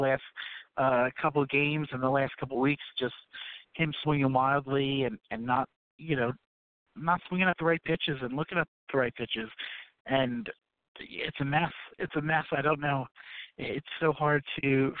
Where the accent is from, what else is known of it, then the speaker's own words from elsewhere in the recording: Philadelphia, Pennsylvania, United States; moved away as an adult; also born or lived in Washington, D.C.; born and raised in Philly